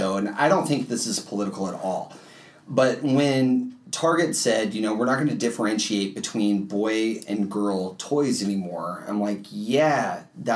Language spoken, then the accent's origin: English; Grand Island, Nebraska, United States; now in Omaha, United States; we grew up in Grand Island